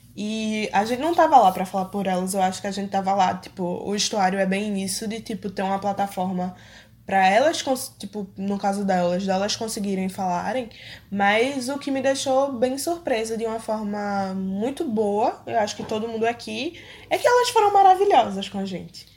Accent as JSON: {"language": "Portuguese", "town": "Recife", "region": "Pernambuco", "country": "Brazil", "tie": "born or raised there", "said": "eu vivi a minha vida toda em Recife"}